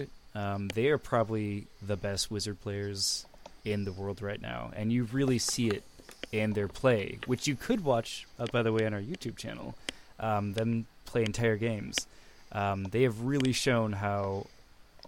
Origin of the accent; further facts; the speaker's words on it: United States; we're American.